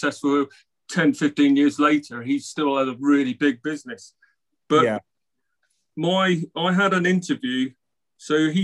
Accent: Cornwall, South West England, United Kingdom; my little village where I grew up in Cornwall

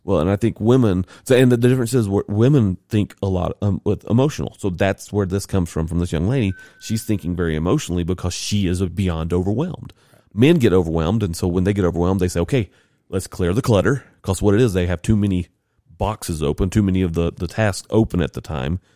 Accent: the South, United States; I'm a white dude from the South

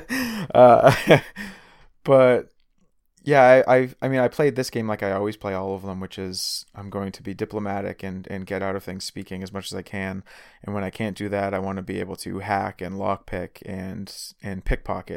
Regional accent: Boston area, Massachusetts, United States; I'm, I'm from Boston

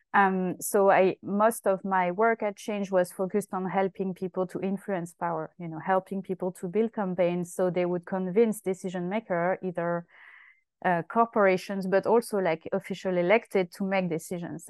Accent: Essonne, southern suburb of Paris, Île-de-France, France; moved away as an adult; I'm from France. I was born in uh, the southern suburb of Paris, uh, which is called Essonne, uh, and uh, I grew up there until uh, uh, you know quite late, my late twenties.

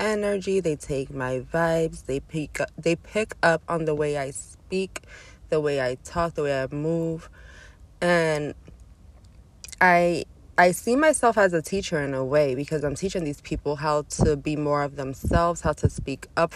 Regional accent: New York City, New York, United States; I'm from Brooklyn

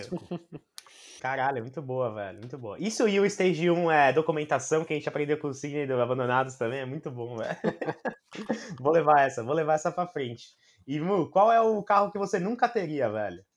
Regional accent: Brazil; como brasileiro

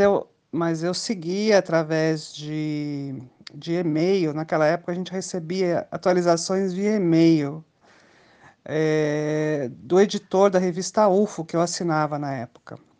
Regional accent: Brasília, Federal District, Brazil; Eu sou de Brasília

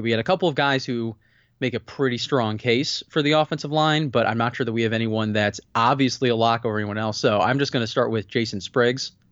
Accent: Pittsburgh, Pennsylvania, United States; I'm from Pittsburgh.

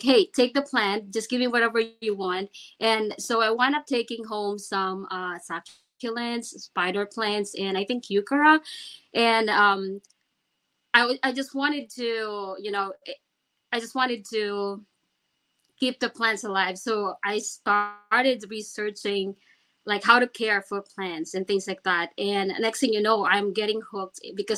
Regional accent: Philippines; moved away as an adult; I grew up back in the Philippines and moved here when I was 28

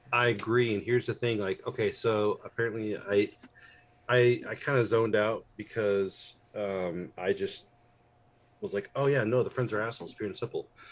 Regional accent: United States; also born or lived in Indianapolis, Indiana; I'm an American

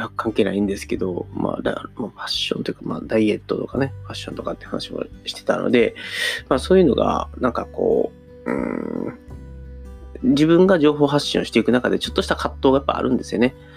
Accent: Taishi, Osaka, Japan; 僕の地元があの、聖徳太子のお墓があるって言われてる、あの、大阪府南河内郡太子町っていうところで

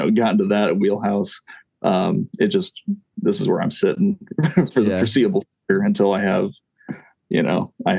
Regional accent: Kokomo, Indiana, United States; also born or lived in Fort Wayne, Indiana

